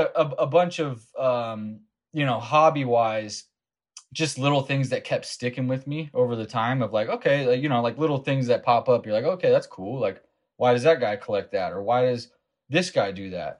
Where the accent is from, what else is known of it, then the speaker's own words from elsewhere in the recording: Las Vegas, Nevada, United States; I grew up in Las Vegas, Nevada